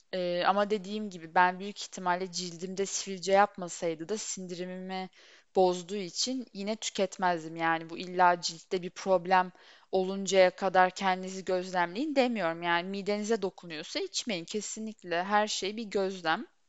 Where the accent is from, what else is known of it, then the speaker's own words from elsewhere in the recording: Turkey; Böyle topraklarda doğdum, büyüdüm